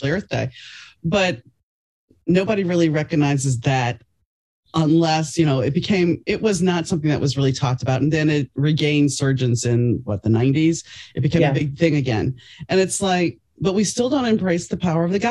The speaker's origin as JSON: {"language": "English", "town": "New Orleans", "region": "Louisiana", "country": "United States", "tie": "born or raised there", "said": "growing up in New Orleans"}